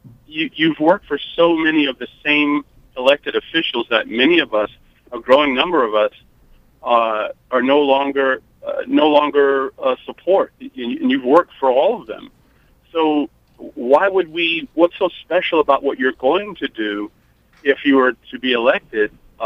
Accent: New York, United States; from New York, New York voter.

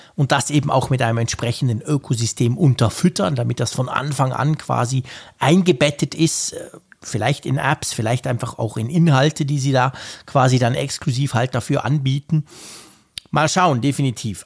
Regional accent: Switzerland; als Schweizer

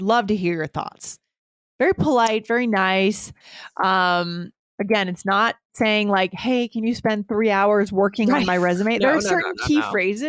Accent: Keene, New Hampshire, United States; in a PR firm in my hometown in Keene, New Hampshire

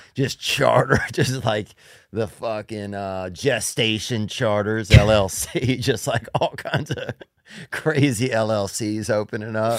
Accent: Louisiana, United States; I'm from Louisiana

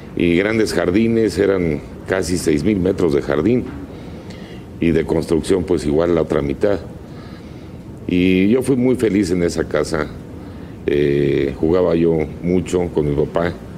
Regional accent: Mexico City, Mexico; Yo llegué pues a los días de nacido, a los 15 días aproximadamente, y pues ahí crecí en Reforma 2402

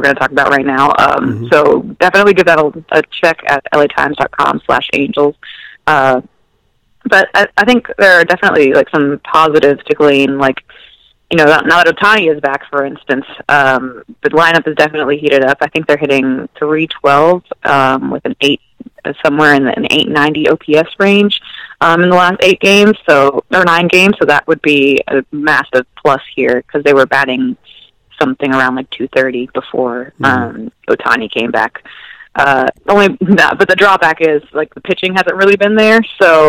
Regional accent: Georgia, United States; also born or lived in Puerto Rico; I grew up in Georgia. I moved there when I was in sixth grade. I'm actually, was born in Puerto Rico

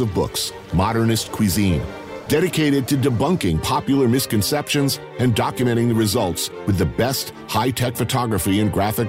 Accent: New York, United States; As a New Yorker

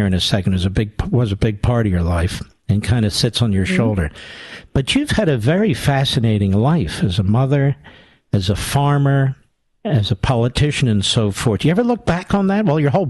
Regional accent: Philadelphia, Pennsylvania, United States; I'm 64. I grew up in Philadelphia.

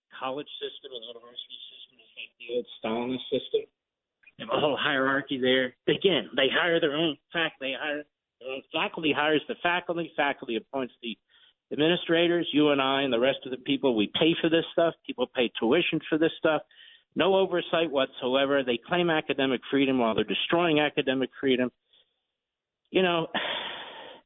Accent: Philadelphia, Pennsylvania, United States; I'm from Philadelphia

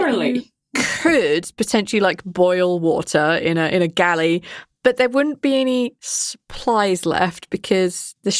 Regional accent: United Kingdom; I'm a Brit

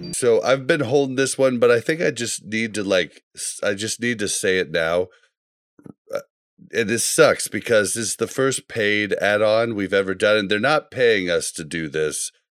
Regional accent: Kansas City, United States; I grew up in Kansas City and became a Chiefs fan

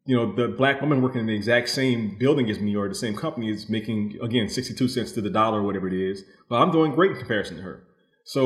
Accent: New Orleans, Louisiana, United States; I come from New Orleans, which is a very optimistic place

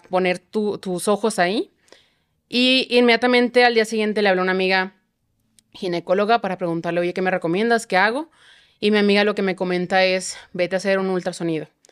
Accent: Chihuahua, Mexico; now in Mexico City, Mexico; yo soy de Chihuahua

